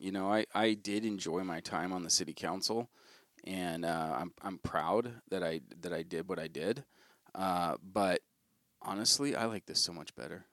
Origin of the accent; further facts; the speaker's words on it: United States; we as American Christians